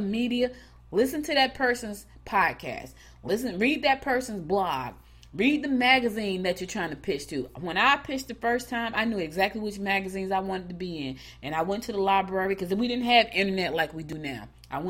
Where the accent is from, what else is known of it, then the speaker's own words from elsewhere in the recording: New Jersey, United States; now in Rocky Mount, United States; Like, we came from New Jersey, went straight to the country.